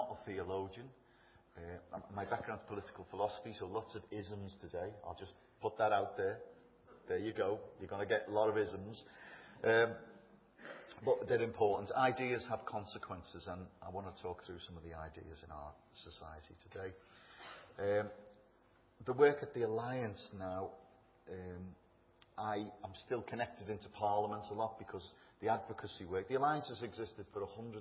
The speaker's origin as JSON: {"language": "English", "town": "Bootle", "region": "North West England", "country": "United Kingdom", "tie": "born or raised there", "also_born_or_lived": "Germany", "moved": "as an adult", "lives_now": "London, United Kingdom", "said": "I'm from a little place in Liverpool called Bootle, which is, it is like it sounds. I was born there, grew up there"}